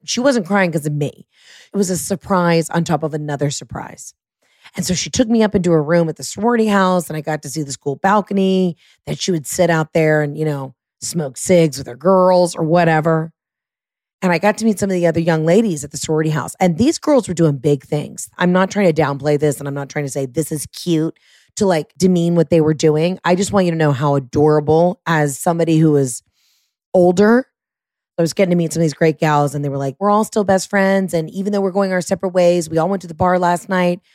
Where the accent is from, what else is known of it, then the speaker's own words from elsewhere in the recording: Atlanta, Georgia, United States; moved away as an adult; also born or lived in Oxford, Mississippi; I was from Atlanta